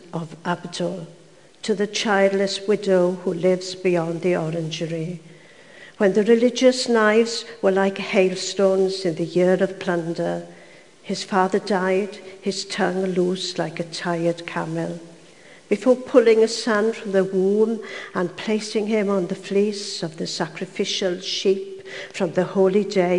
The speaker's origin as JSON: {"language": "English", "area": "Swansea Valley", "region": "Wales", "country": "United Kingdom", "tie": "born or raised there", "said": "I was brought up in Swansea Valley, where they spoke Welsh and English"}